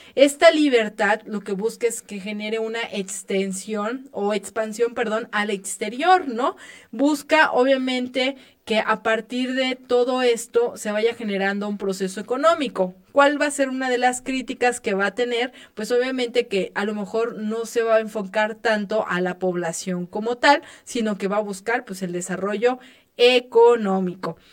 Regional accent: Mexico; nuestra realidad como mexicanos

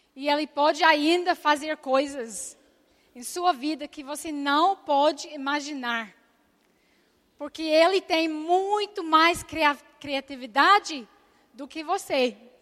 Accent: Scotland, United Kingdom; Portuguese is a second language; moved away as an adult; eu nasci na Escócia

